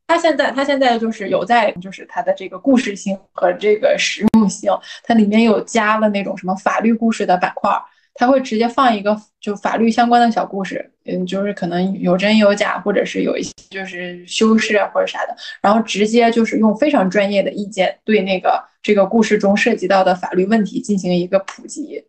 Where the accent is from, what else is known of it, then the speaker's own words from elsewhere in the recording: Northeast China, China; 我作为一个东北人呢，我就不得不想起我们那儿的两大天王